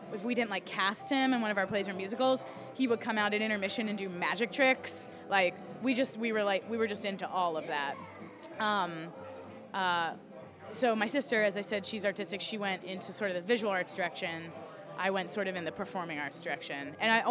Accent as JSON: {"language": "English", "region": "right outside of Philly / Delaware", "country": "United States", "tie": "born or raised there", "also_born_or_lived": "Philadelphia, Pennsylvania", "moved": "as an adult", "lives_now": "Boston area, United States", "said": "I grew up right outside of Philly"}